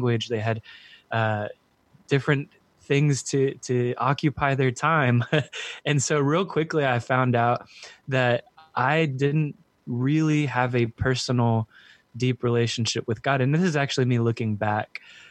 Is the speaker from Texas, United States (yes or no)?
yes; San Antonio, Texas, United States; I'm from San Antonio, Texas, born and raised